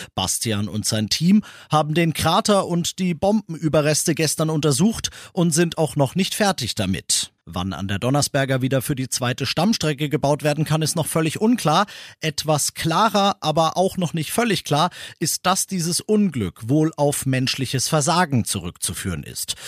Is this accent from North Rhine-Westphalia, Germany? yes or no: no; Bavaria, Germany; bei uns in Bayern